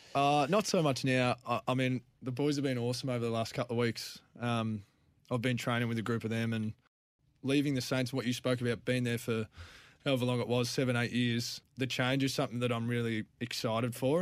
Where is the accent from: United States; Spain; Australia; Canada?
Australia; Clare, South Australia; moved away; I'm from the Clare Valley.